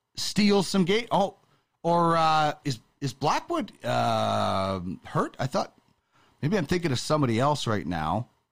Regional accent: Brandon, Manitoba, Canada; I grew up in Brandon

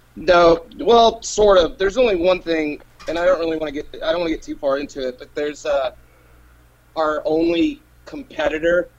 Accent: Asheville, North Carolina, United States; also born or lived in Virginia; now in Montgomery, United States; I was born in Virginia, but I claim I claim to be from Asheville, North Carolina

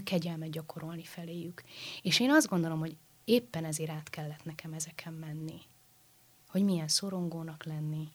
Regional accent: Budapest, Hungary; Budafokon a baptista imaházban. Uh-huh. Ugye én ott születtem, ott nőttem fel

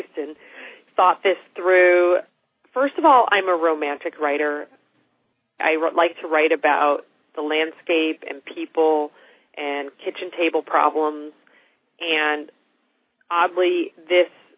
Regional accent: United States; as an American

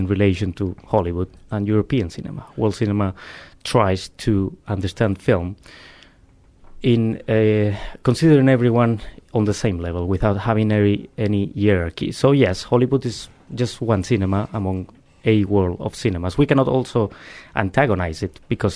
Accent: Spain; English is a second language; moved away; I am originally from Spain, so I always have this struggle with English

